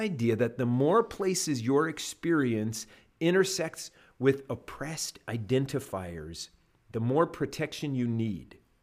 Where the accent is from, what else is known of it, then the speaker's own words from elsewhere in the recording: Canada; now in United States; I'm a Canadian